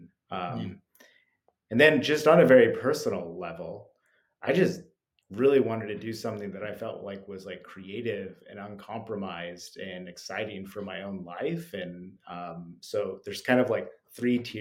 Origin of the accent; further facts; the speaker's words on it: Salt Lake City, Utah, United States; now in New York City, United States; I grew up in Salt Lake City